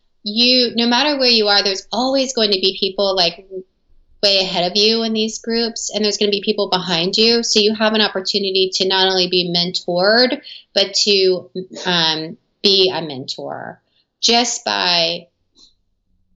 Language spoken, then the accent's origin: English; the South, United States; I grew up in the South in America